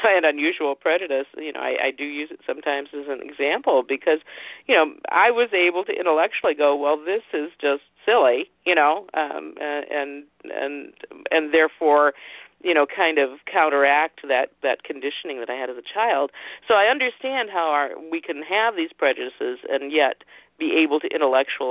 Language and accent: English; northern Ohio, United States; I grew up in Ohio, in northern Ohio